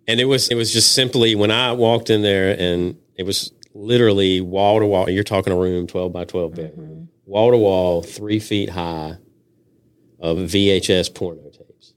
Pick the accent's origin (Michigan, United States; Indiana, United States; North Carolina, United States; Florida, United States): North Carolina, United States; Henderson; also born or lived in Virginia Beach, Virginia; now in Wilmington, United States; I am from Henderson, North Carolina. That's where I grew up